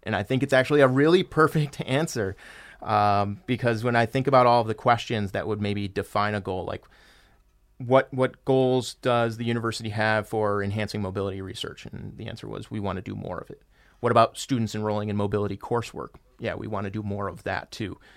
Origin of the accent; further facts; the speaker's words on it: Michigan, United States; I was born and raised here in Michigan